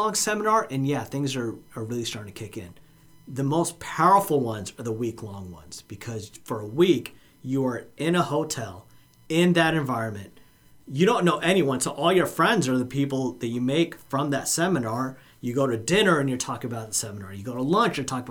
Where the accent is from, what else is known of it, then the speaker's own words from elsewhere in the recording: India; moved away; I'm from India